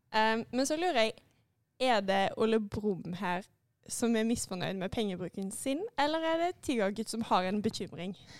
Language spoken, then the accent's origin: Norwegian; Haugesund, Rogaland, Norway; Jeg er fra Haugesund